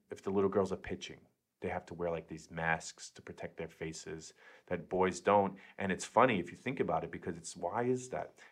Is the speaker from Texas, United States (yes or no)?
no; Queens, New York, United States; now in Brooklyn, United States; I'm in Brooklyn now, but born and raised in Queens.